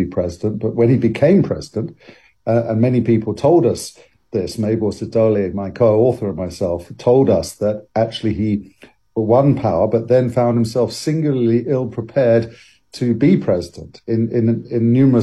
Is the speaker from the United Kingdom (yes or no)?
yes; London, United Kingdom; I lived and grew up in a house that was in the middle of four kind of areas. And one was called Greenwich